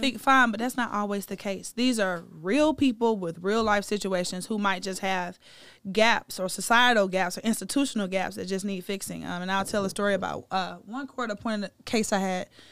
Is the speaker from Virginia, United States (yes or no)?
no; Atlanta, Georgia, United States; my hometown of Atlanta, Georgia